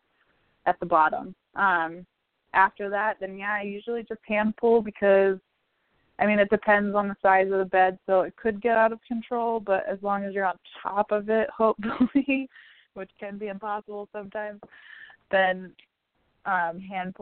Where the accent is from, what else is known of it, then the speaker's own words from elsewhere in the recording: Virginia, United States; moved away; I'm from Virginia originally